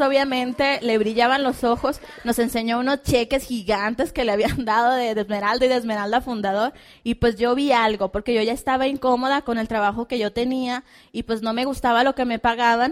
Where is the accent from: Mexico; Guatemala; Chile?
Mexico; Hermosillo, Sonora